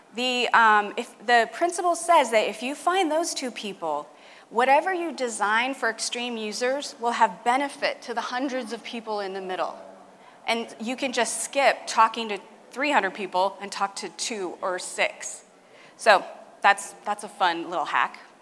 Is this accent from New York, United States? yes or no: no; California, United States; my home state, California.